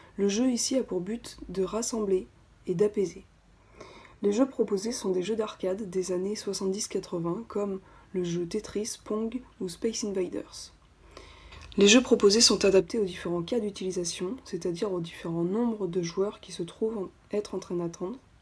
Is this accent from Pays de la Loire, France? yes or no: yes; Nantes, Pays de la Loire, France; je suis nantaise